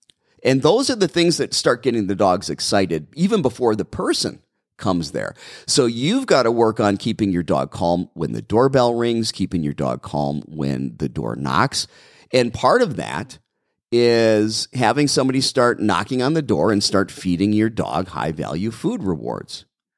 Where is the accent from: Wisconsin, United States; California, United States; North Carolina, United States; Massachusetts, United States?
Wisconsin, United States; Brown Deer; I'm from Wisconsin, Audrey. I'm from Brown Deer, Wisconsin, originally, in a little tiny village of Milwaukee County.